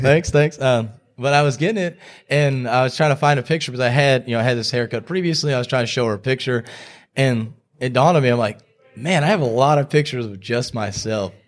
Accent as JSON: {"language": "English", "region": "Texas", "country": "United States", "tie": "born or raised there", "also_born_or_lived": "Houston / Statesboro, Georgia", "moved": "as an adult", "lives_now": "Greenville, United States", "said": "I grew up in Texas, lived there for twenty-four years"}